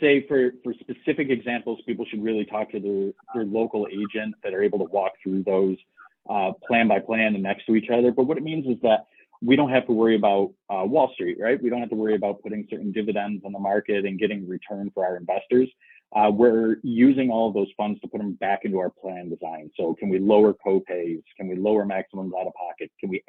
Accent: Rochester, New York, United States; now in Michigan, United States; the state, the Buffaloes, Rochester, where I'm from, Syracuse, we all speak and kind of sound like we're from Michigan.

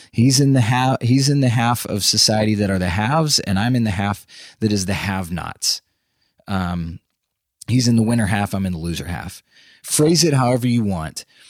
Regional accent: Austin, Texas, United States; moved away as an adult; now in Nashville, United States; I grew up in Texas, in Central Texas, around the Austin area

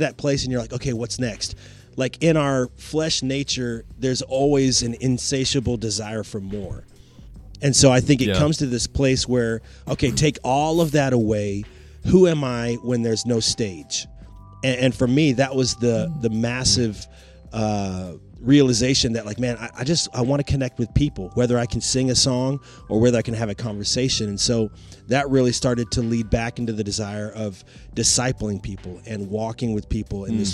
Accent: Roanoke, Virginia, United States; moved away as an adult; also born or lived in Blacksburg, Virginia / Washington, D.C. area; Roanoke is my hometown

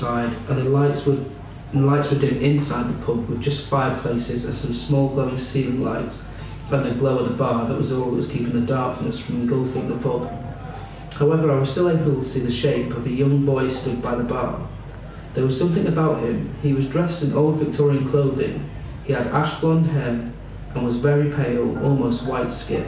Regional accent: Ashford, South East England, United Kingdom; I was born in Ashford in Kent, so that's just on the southeast coast of England.

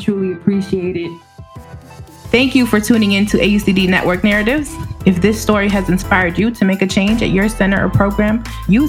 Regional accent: United States; also born or lived in Puerto Rico; although we were born on the island, we grew up here. So we're technically first generation.

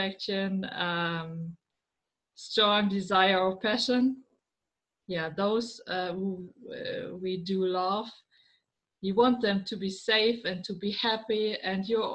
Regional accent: Germany; I'm from Germany. I live in the middle of Germany

